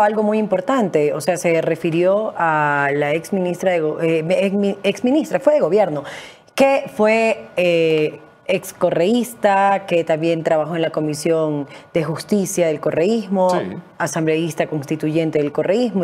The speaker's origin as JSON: {"language": "Spanish", "town": "Guayaquil", "region": "Guayas", "country": "Ecuador", "said": "soy de Guayaquil"}